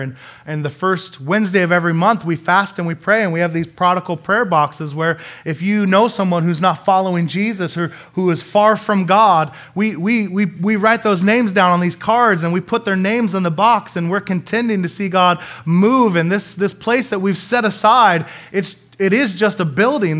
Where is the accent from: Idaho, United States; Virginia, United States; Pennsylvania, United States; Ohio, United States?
Idaho, United States; Coeur d'Alene; I'm from Coeur d'Alene, Idaho